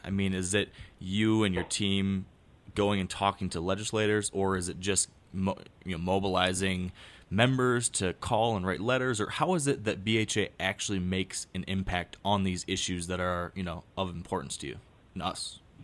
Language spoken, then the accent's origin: English; Michigan, United States; my home state